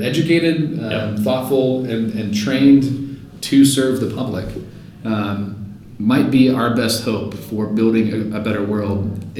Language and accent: English; Fayetteville, North Carolina, United States; Fayetteville, North Carolina.